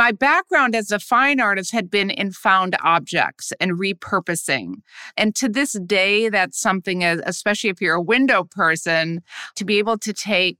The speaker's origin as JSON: {"language": "English", "region": "Midwest", "country": "United States", "lives_now": "New York City, United States", "said": "And I came from the Midwest and I had always been a fine arts person. And I gravitated, like many people in the arts do, to New York City."}